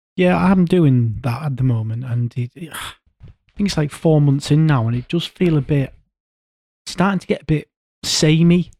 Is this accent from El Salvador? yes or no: no; Yorkshire and the Humber, United Kingdom; I'm from North